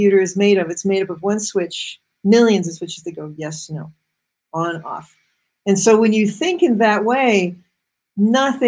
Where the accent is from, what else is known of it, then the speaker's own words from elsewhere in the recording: Massachusetts, United States; I grew up in Massachusetts, which is the cradle of computers